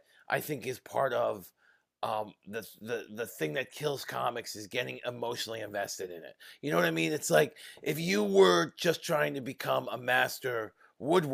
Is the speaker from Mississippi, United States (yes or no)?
no; New York, United States; I'm from New York.